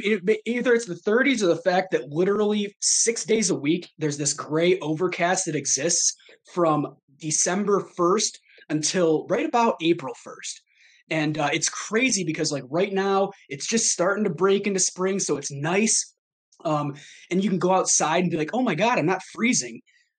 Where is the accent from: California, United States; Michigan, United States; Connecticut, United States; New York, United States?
Michigan, United States; Armada; also born or lived in Traverse City, Michigan / Tampa, Florida / Maine; I grew up in Armada, this little small town that I'm from.